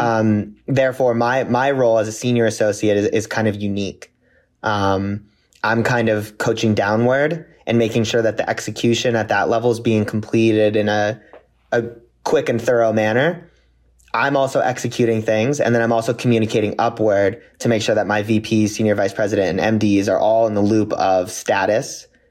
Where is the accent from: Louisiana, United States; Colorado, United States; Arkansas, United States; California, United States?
California, United States; Santa Clarita; also born or lived in Ohio; now in Los Angeles, United States; I grew up, born and raised in Santa Clarita, California.